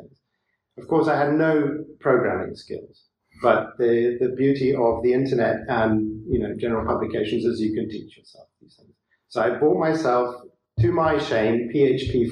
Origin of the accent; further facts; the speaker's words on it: Zimbabwe; moved away as an adult; now in Poland; I'm actually from Zimbabwe, which was used to be called Rhodesia.